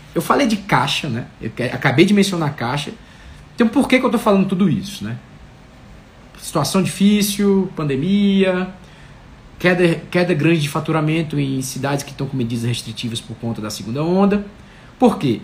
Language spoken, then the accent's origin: Portuguese; Fortaleza, Ceará, Brazil; Fortaleza, que é da minha terra